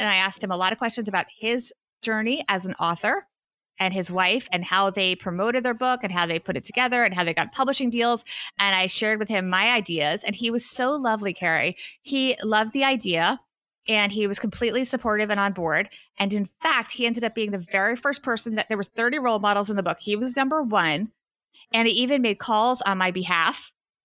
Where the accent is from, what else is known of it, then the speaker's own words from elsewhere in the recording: Wyckoff, New Jersey, United States; I'm in my hometown, Wyckoff, New Jersey